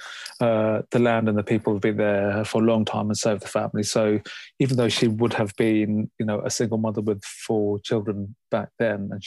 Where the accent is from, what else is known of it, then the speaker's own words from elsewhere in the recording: London, United Kingdom; growing up in London